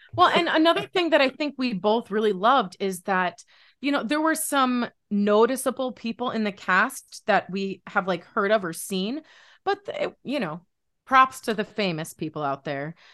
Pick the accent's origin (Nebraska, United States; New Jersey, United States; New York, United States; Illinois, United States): New York, United States; Buffalo; I'm from Buffalo